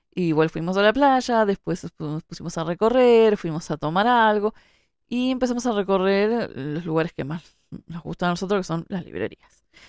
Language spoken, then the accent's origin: Spanish; Montevideo, Uruguay; yo que vivo en Montevideo, que, nací en Montevideo